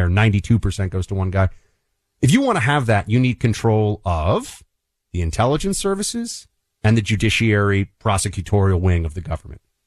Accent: New York City, New York, United States; a New Yorker

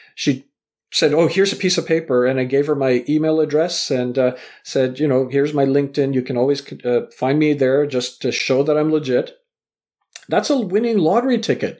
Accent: Vancouver, British Columbia, Canada; also born or lived in Southampton, England; I was born in England, raised in Canada

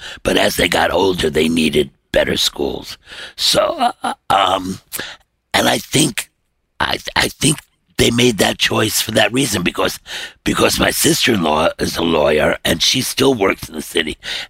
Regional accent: New York City, New York, United States; moved away as an adult; now in Connecticut, United States; I'm a guy from Brooklyn

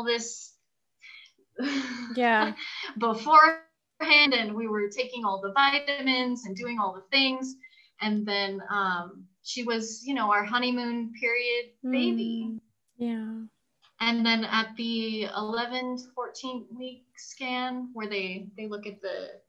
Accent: California, United States; now in Mexico; I'm originally from California

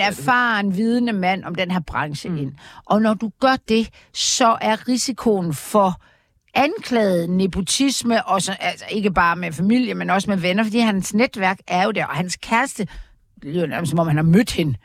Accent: Aarhus, Central Denmark Region, Denmark; jeg er født i Aarhus

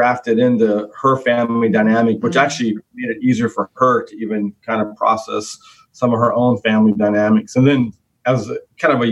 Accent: Stockton, California, United States; I grew up in Stockton, California

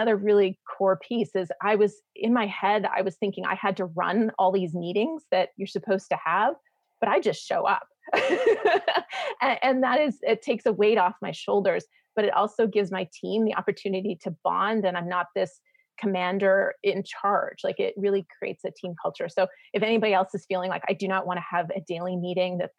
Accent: Canada; moved away as an adult; now in United States; I'm a Canadian living in the States

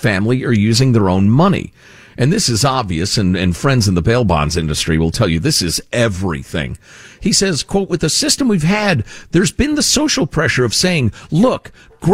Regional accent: Chicago, Illinois, United States; I grew up in Chicagoland

